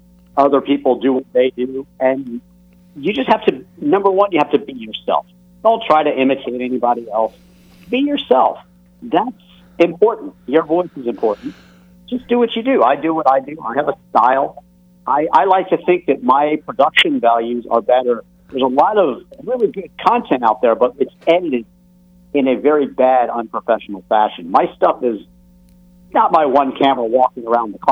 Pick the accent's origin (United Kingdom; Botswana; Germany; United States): United States; Alexandria, Virginia; I grew up in Alexandria, Virginia